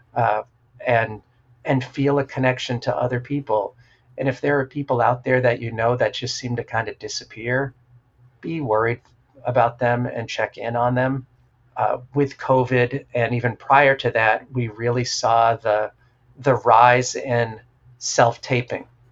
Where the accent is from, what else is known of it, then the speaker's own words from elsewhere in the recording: New Hampshire, United States; I grew up in New Hampshire.